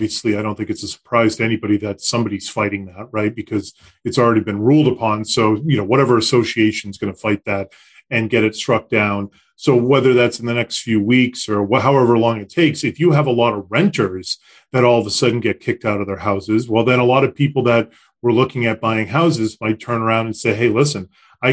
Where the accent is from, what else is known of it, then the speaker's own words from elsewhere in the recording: Concord, Massachusetts, United States; I grew up in Concord